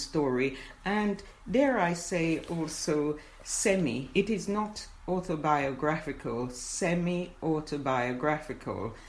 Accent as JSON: {"language": "English", "country": "Jamaica", "tie": "born or raised there", "moved": "yes", "said": "as a child going, growing up in Jamaica"}